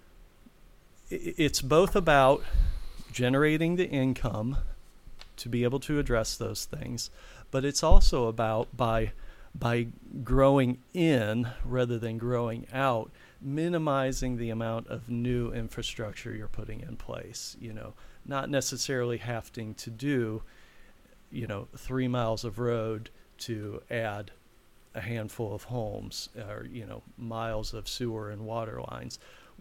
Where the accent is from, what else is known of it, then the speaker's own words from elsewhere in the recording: Bowling Green, Ohio, United States; now in Hilliard, United States; I'm originally from Bowling Green, Ohio, mm-hmm. Northwest Ohio, mm-hmm. And I love Bowling Green. I loved growing up there.